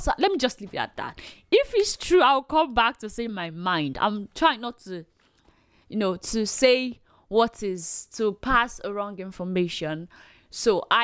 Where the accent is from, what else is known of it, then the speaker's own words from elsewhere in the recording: Nigeria; As a Nigerian